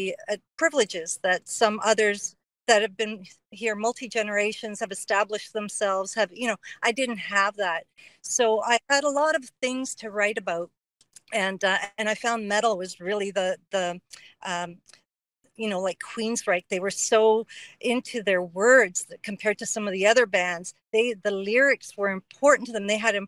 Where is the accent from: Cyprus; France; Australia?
Cyprus; moved away; also born or lived in Canada; So I'm Greek, and I immigrated here from Canada, from Cyprus.